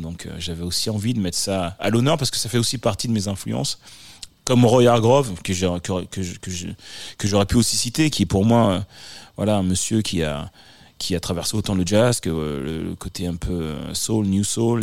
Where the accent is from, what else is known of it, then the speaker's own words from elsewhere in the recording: Le Havre, Normandy, France; also born or lived in Paris / Bordeaux / Martinique; now in Los Angeles, United States; Je suis né, euh, au Havre, en Normandie, euh, donc L H, le Havre